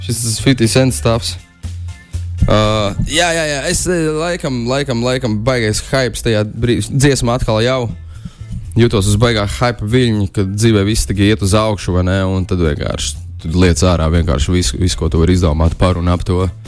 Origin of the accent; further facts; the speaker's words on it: Talsi, Kurzeme, Latvia; manā dzimtajā pilsētā